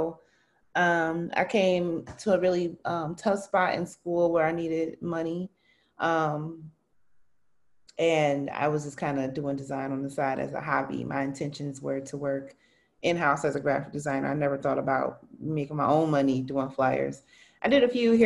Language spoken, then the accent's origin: English; Milwaukee, Wisconsin, United States; I'm born and raised in Milwaukee, MPS proud, Benson High School